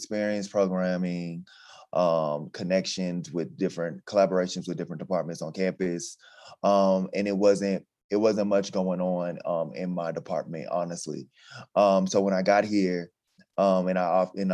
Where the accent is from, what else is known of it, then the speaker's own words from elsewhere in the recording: Atlanta, Georgia, United States; moved away as an adult; also born or lived in Texas; now in Nevada, United States; I'm from Atlanta, Georgia.